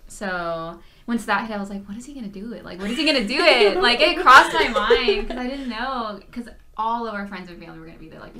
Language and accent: English; South Texas, United States; I grew up here. Yes, I've been here my whole life.